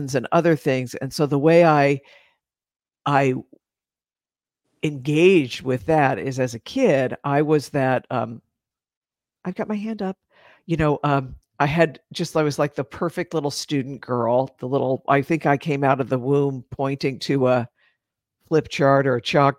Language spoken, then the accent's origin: English; East Coast of the United States, United States; grew up on the East Coast of the United States